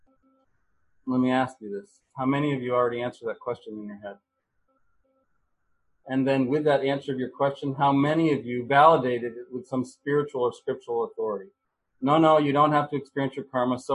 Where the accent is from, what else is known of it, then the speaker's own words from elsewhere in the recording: United States; As an American, I was raised to believe in the American dream